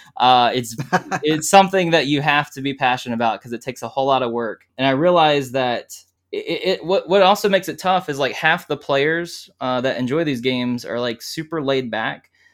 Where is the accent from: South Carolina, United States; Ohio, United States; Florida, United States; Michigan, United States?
South Carolina, United States; I'm from South Carolina, and, uh, I gr, I was born and raised here.